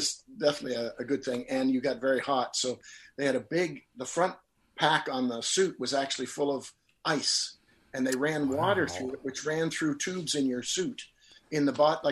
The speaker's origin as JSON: {"language": "English", "region": "Nova Scotia", "country": "Canada", "tie": "born or raised there", "also_born_or_lived": "Los Angeles, United States", "said": "I come from Nova Scotia."}